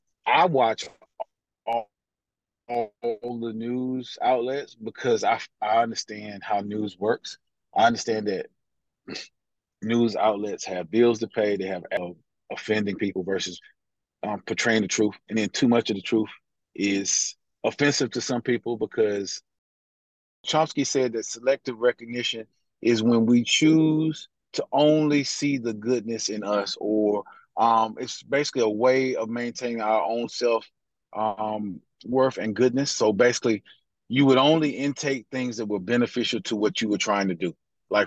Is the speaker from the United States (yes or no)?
yes; United States; even though I'm African American